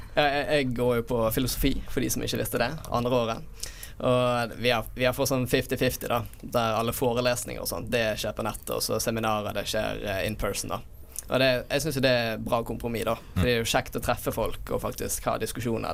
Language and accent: Norwegian; Bergen, Vestland, Norway; jeg har jo vært hjemme i Bergen hele tiden